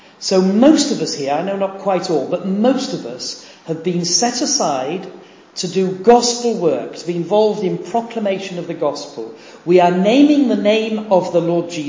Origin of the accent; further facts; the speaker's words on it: Horsforth, Yorkshire and the Humber, United Kingdom; moved away as an adult; I grew up in Horsforth, which is just a little bit north of Leeds. So real Yorkshireman.